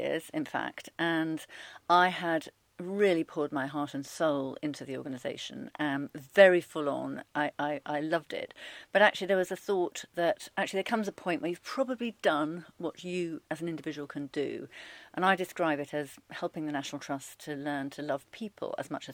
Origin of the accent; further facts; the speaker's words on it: Rugby, West Midlands, United Kingdom; moved away as an adult; also born or lived in Alston, Cumbria; We came down to Rugby when I was about five, and I went to Rugby High School for girls